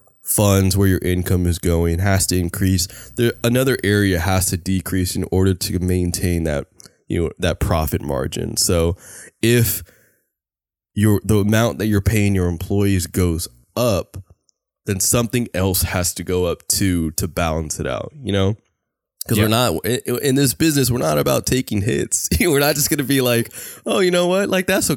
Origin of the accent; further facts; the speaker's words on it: California, United States; we are like from the Bay Area